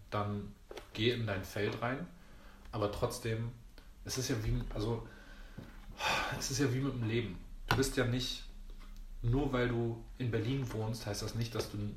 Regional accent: Greece; Ist ja auch irgendwie ein Römer, ich bin Grieche, aber ist auch egal.

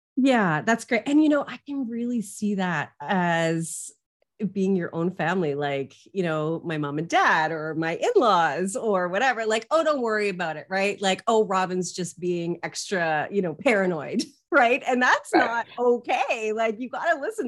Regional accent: Canada; I'm Canadian.

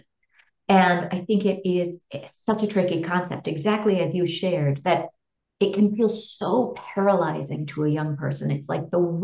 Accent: Bay Area, California, United States; I grew up in the Bay Area in California

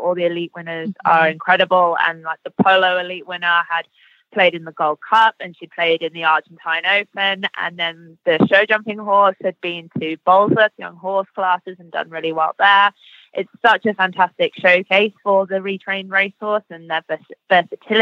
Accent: United Kingdom; we're British

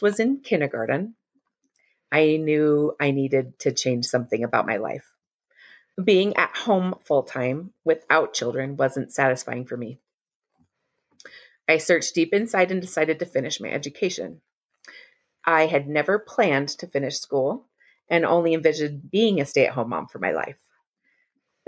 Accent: Arizona, United States; also born or lived in Utah; I was born in Utah and grew up in Arizona

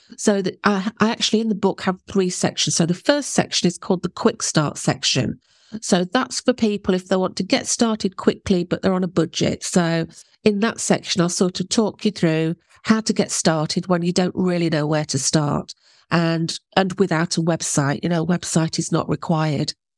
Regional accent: England, United Kingdom; I'm English

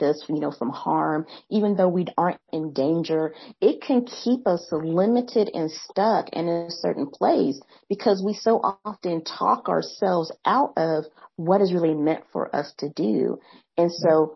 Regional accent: Midwest, United States; accent: Midwest; now in the South, United States; I grew up in the Midwest. And like, ah, that's that accent we're hearing, that Midwest accent

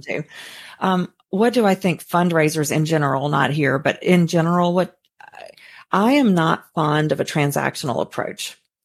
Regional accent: Mississippi, United States; moved away as an adult; now in Sarasota, United States; I'm originally from Mississippi, a very small town, about three thousand people.

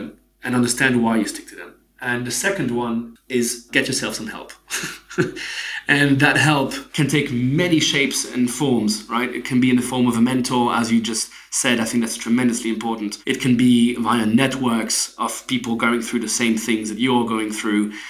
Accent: Geneva, Switzerland; I'm from Switzerland, right? I grew up in Switzerland.

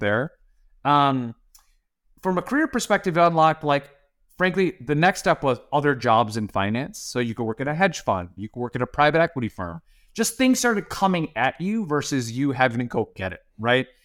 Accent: Northeast Ohio, United States; moved away as an adult; also born or lived in St. Louis, Missouri / Menlo Park, California; now in Irvine, United States; I grew up in, like, Northeast Ohio

